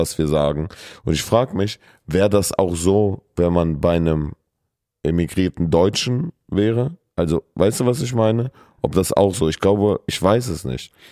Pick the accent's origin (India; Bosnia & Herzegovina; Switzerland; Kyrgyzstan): Kyrgyzstan; now in Germany; ich komme ja aus Kirgisistan